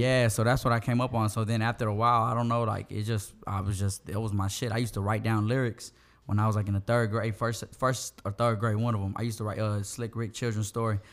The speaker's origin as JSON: {"language": "English", "town": "Houston", "region": "Texas", "country": "United States", "tie": "born or raised there", "said": "I'm from the southeast side of Houston. I'm from Meadowbrook."}